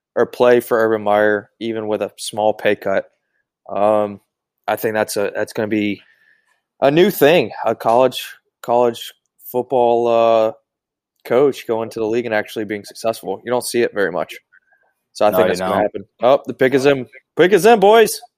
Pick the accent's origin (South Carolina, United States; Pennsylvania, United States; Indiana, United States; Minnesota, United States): South Carolina, United States; I'm from South Carolina